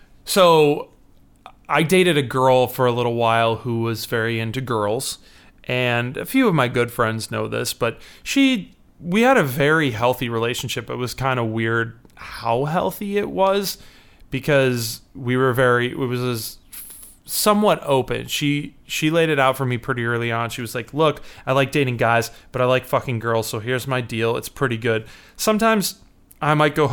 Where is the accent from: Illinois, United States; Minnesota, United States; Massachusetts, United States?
Illinois, United States; Chicago; I'm from Chicago, Illinois.